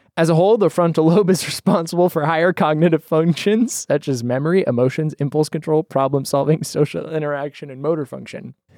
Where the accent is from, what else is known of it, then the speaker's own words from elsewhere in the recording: Idaho, United States; moved away; I'm from Idaho originally